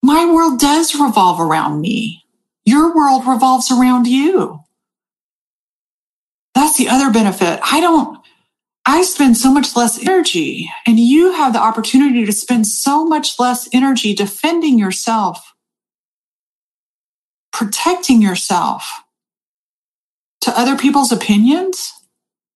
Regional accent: United States; also born or lived in Austin, Texas; I'm fucking American.

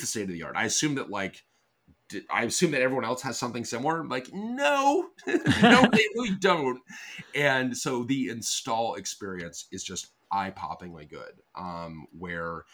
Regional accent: Colorado, United States; moved away; I grew up in Colorado

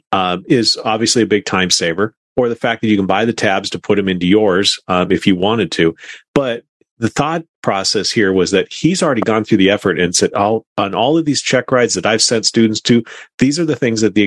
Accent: Minnesota, United States; I am a Minnesotan by nature.

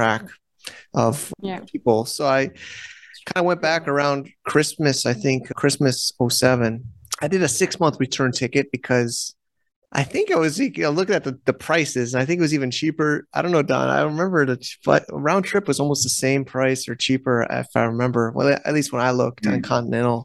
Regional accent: United States; moved away as an adult; also born or lived in China; now in Thailand; as an American

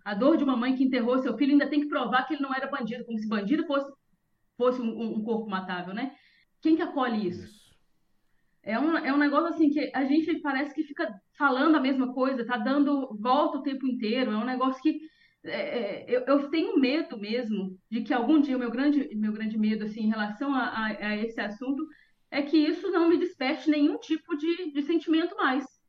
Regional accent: interior of Minas Gerais, Brazil; moved away; eu sou do interior de Minas Gerais

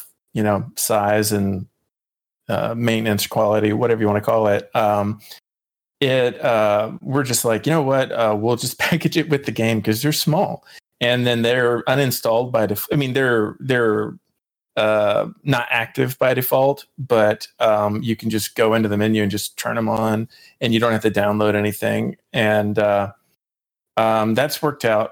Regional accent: North Carolina, United States; also born or lived in Cary, North Carolina; now in Durham, United States; I moved up here from Cary, and I'm definitely enjoying that. So I'm native to the area.

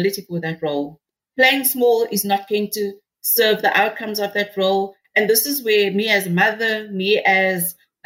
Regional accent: Cape Town, Western Cape, South Africa; I'm from Rocklands, Mitchell's Plain, because I feel that that was my grounding

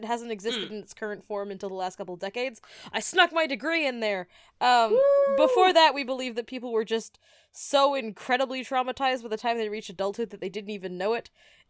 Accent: United States; We're American.

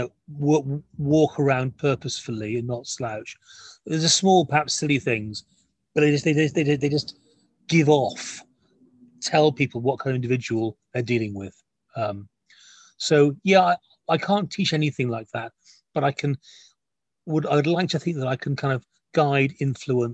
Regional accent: Wales, United Kingdom; I'm a Welshman

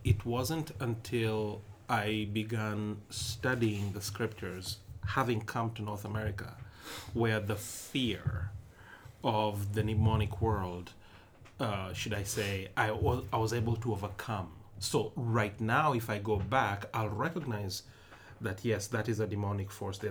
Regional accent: Nairobi, Kenya; moved away; also born or lived in western Kenya; I'm not from Nairobi, the capital, though I was born in Nairobi

